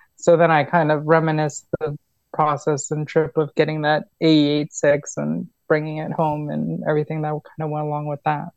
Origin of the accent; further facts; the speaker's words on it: New York, United States; moved away; also born or lived in Florida; I was born in New York